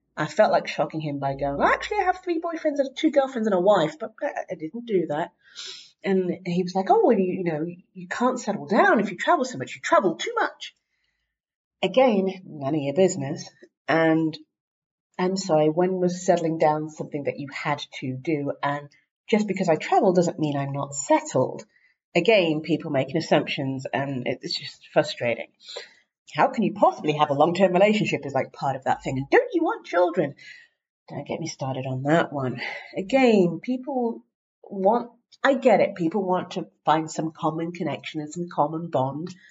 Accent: England, United Kingdom; moved away as an adult; I'm from England

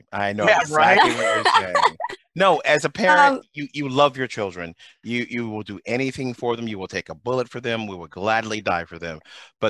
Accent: Tallahassee, Florida, United States; You know I'm from Tallahassee.

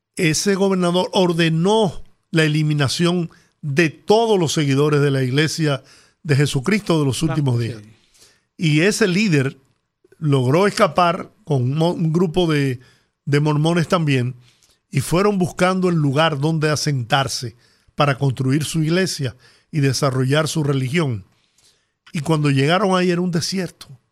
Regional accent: Dominican Republic; yo soy dominicano y de verdad que yo no puedo vivir fuera del país

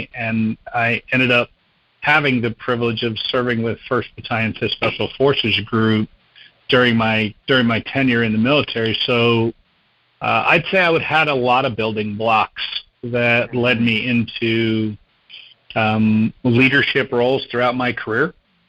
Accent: New Jersey, United States; also born or lived in Indiana / Kentucky / Wisconsin / Texas; I was born in Indiana, moved to Kentucky, Wisconsin, Texas, Brazil, South America, and then New Jersey was junior high and high school. So, you know, corporate brat, not military brat.

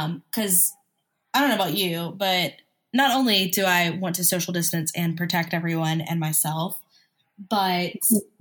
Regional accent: Oxford, Mississippi, United States; also born or lived in Hattiesburg, Mississippi; That's where I'm from. That's my hometown

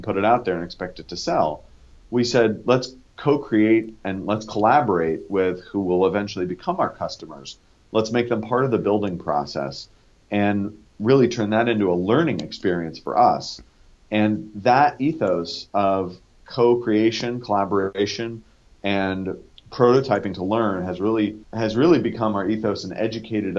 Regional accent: Northern California, United States; Growing up in Northern California

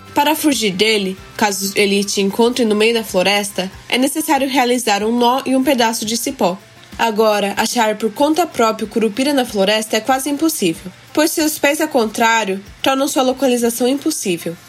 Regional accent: Japan; nasci no Japão e sempre estudei na escola japonesa

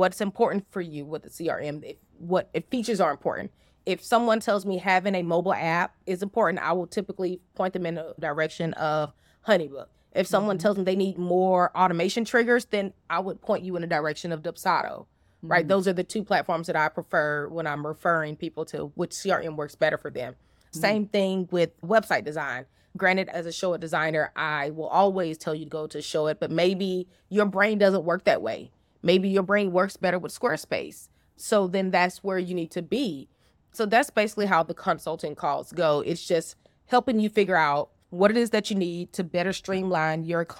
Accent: the South, United States; or I say y'all because I'm from the South.

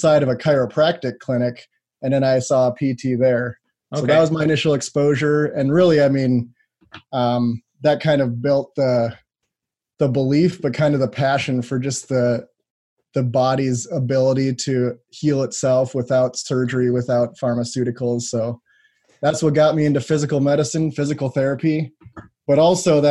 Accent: Wisconsin, United States; actually born and raised in Wisconsin

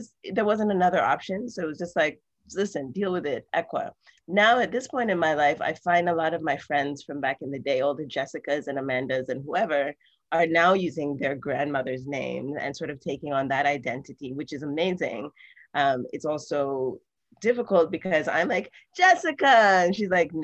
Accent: Kenya; also born or lived in California, United States / Tanzania; now in New York, United States; I grew up in Kenya, which has British influence

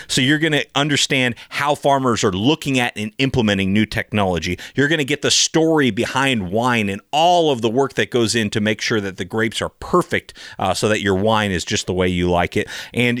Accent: Sonoma County, California, United States; I grew up in Sonoma County, California, which is supposed to be wine country, USA

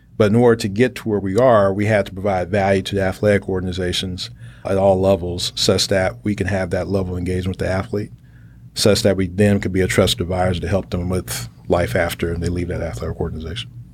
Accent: Chicago, Illinois, United States; moved away as an adult; also born or lived in Indiana / Texas; I'm from Chicago. I'm a Midwesterner

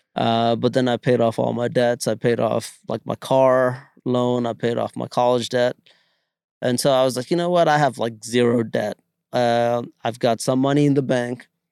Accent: India; moved away; growing up in India

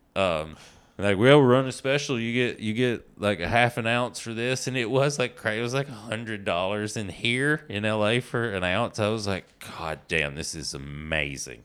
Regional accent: East Tennessee, United States; now in Los Angeles, United States; I'm from East Tennessee

